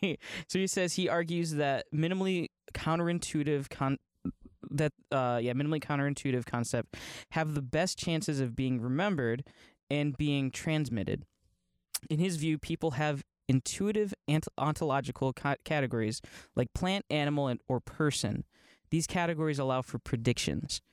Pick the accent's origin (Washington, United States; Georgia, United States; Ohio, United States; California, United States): Ohio, United States; LeRoy; now in Florida, United States; I grew up in Leroy, Ohio.